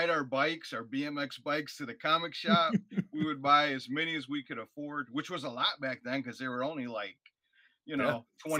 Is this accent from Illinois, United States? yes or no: yes; Illinois, United States; now in Northwest Indiana, United States; And so when we moved to Northwest Indiana, because I'm a transplant from Illinois, we decided that the area itself needed something.